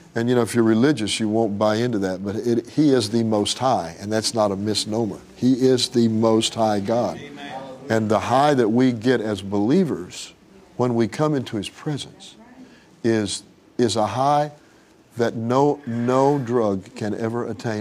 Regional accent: Tulsa, Oklahoma, United States; I grew up in Tulsa

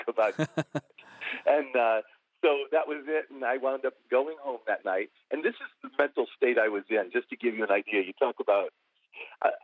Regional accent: Buffalo, New York, United States; I grew up in Buffalo

